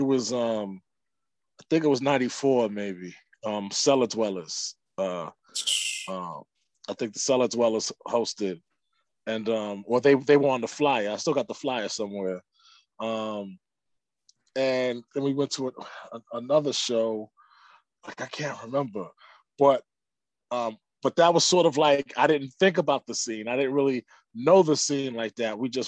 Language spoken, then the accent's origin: English; New York City, New York, United States; We're from the Bronx. We grew up playing our cousin's records